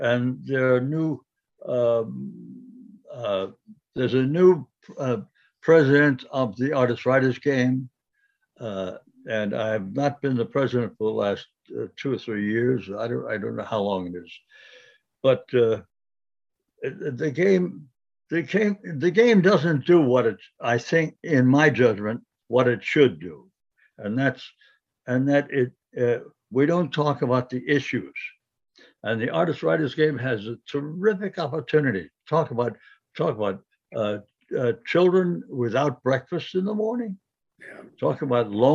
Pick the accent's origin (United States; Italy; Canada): United States; New York City, New York; moved away as an adult; I was born in Brooklyn.